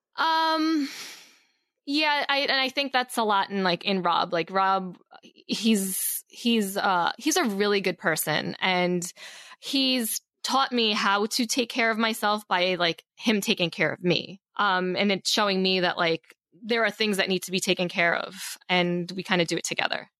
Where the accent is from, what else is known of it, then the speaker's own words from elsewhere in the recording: Long Island, New York, United States; moved away as an adult; also born or lived in Queens, New York; now in Los Angeles, United States; I grew up mostly, mostly on Long Island, New York, uh, originally born in Queens, then moved to, like, Long Island when I was about seven